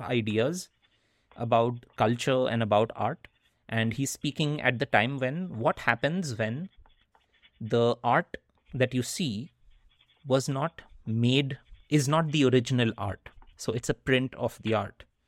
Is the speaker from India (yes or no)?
yes; India; first language Hindi; English is a second language; moved away; when I was growing up in India.